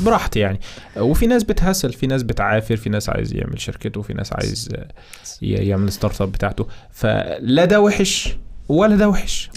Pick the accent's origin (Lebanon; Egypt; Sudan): Egypt; عندنا في مصر